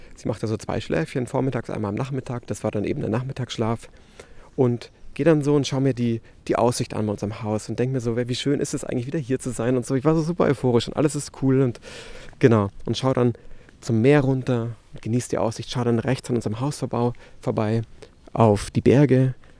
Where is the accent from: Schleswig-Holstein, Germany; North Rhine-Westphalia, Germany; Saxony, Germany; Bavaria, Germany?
Bavaria, Germany; Munich; moved away as an adult; now in La Palma, Spain; in München hier, ähm, in meiner Heimatstadt